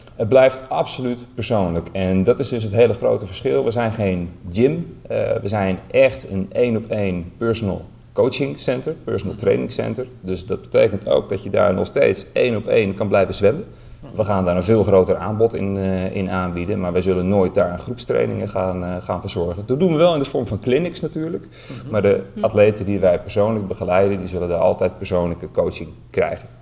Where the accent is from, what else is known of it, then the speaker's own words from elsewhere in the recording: Netherlands; als Nederlander